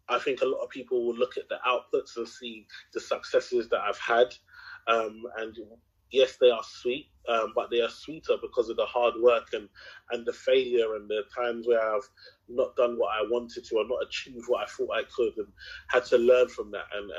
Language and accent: English; London, United Kingdom; I grew up in Tower Hamlets, if anyone knows Tower Hamlets in Canary Wharf. I mean, in East London